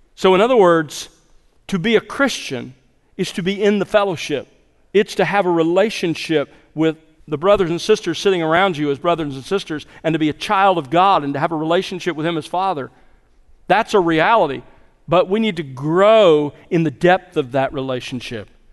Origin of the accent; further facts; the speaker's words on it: South Alabama, United States; When I was growing up in South Alabama, we had two acres and we lived on the edge of civilization